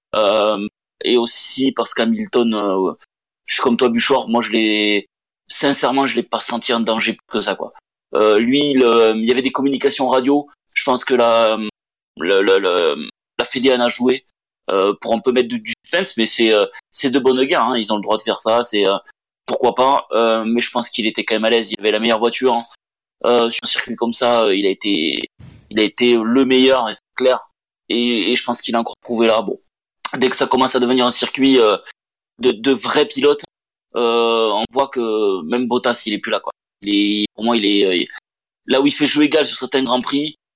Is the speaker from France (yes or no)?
yes; France; on est français